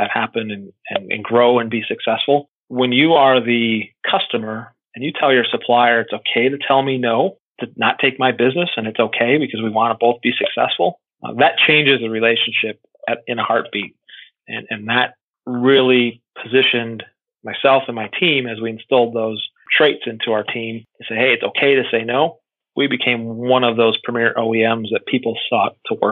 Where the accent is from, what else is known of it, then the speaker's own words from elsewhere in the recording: Milwaukee, Wisconsin, United States; Born and raised in the Milwaukee area, grew up by the stadium, over by Juneau High School